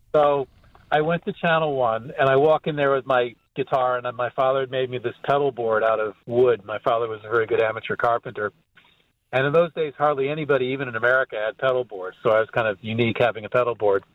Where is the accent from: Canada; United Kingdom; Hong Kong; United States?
United States; outside Hartford, Connecticut; I'm from Hartford, and I grew up in a little town outside of Hartford. I mean, I was born in Hartford